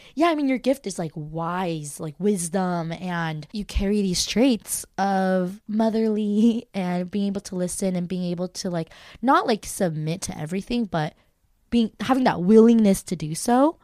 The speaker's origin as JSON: {"language": "English", "country": "United States", "said": "I just always felt like being Korean American."}